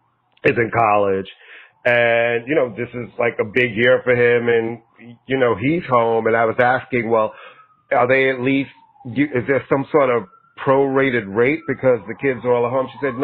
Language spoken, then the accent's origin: English; Brooklyn, New York, United States; We were both born and bred in Brooklyn.